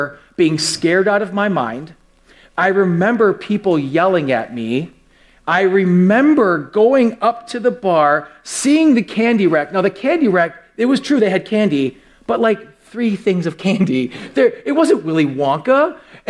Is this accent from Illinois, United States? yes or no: no; West Milwaukee, Wisconsin, United States; when I was very young, I grew up in West Milwaukee